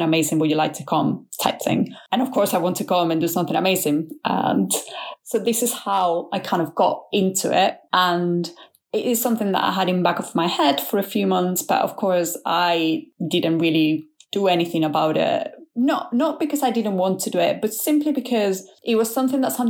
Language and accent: English; Spain; moved away as an adult; also born or lived in Leeds, United Kingdom; now in United Kingdom; I am from Spain, but I have been in the UK for over 10 years now